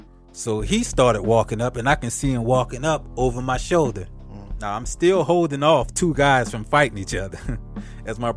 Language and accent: English; New Orleans, Louisiana, United States; I'm from New Orleans